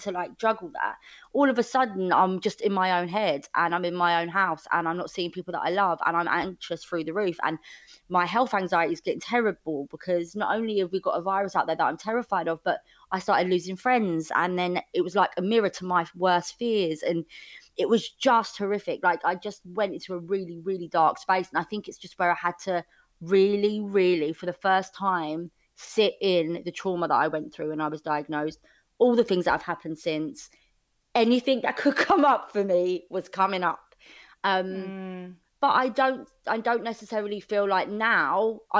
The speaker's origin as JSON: {"language": "English", "region": "London", "country": "United Kingdom", "tie": "born or raised there", "said": "I grew up in Fulham. It's the southwest London"}